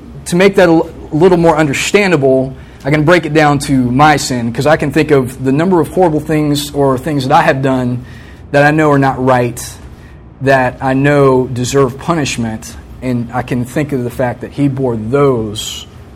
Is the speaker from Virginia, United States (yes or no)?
yes; Virginia Beach, Virginia, United States; I grew up in Virginia Beach, same house my whole life until I came to college, from the time I was 3 to the time I was 21